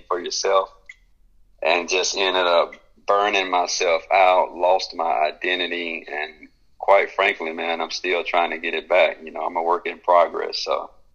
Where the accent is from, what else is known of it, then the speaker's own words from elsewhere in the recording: Birmingham, Alabama, United States; born and raised in Birmingham, Alabama